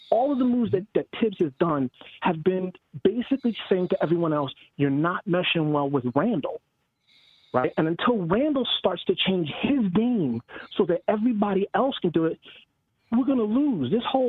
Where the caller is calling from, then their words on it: Orlando, Florida, United States; I'm from Orlando, Florida right now.